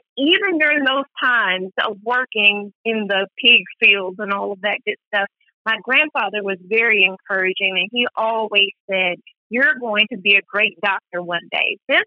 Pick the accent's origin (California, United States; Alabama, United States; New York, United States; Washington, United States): Alabama, United States; Athens; I was born and raised in Athens, Alabama